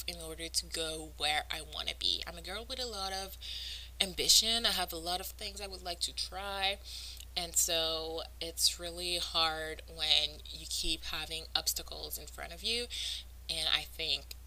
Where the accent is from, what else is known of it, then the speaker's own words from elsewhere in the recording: Montreal, Quebec, Canada; first language French; English is a second language; I'm from Montreal, which means I'm French-Canadian, which means French is my first language